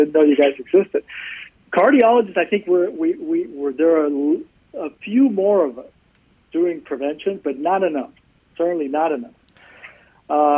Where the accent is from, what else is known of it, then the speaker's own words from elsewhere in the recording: South Texas, United States; also born or lived in Dallas / Houston; I grew up in South Texas. I swore never to come back here, and I ended up back here